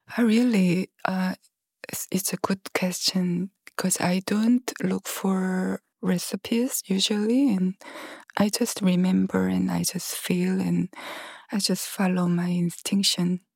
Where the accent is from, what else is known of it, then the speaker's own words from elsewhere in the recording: Gwangju, South Korea; Gwangju, which is my hometown